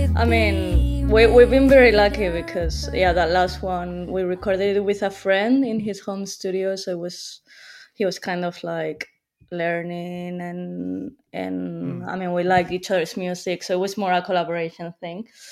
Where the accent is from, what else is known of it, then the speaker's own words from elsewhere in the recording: Madrid, Community of Madrid, Spain; moved away as an adult; now in London, United Kingdom; I'm from Madrid. I just moved to London for university, but I lived all my life in Madrid until I was 18.